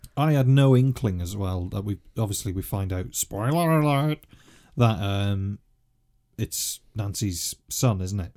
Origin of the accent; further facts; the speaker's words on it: North Wales, United Kingdom; as a kid, obviously, growing up in North Wales